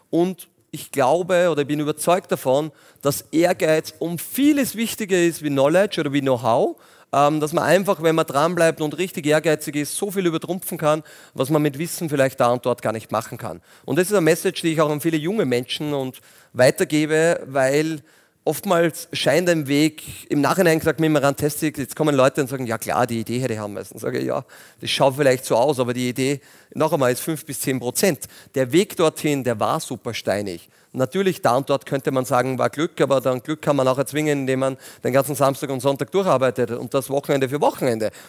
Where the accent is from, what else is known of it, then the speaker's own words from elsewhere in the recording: Linz, Upper Austria, Austria; Aber bin Linzer ähm, und sehr gern auch und habe noch einen großen Bauernhof in der Nähe in Strengberger auch.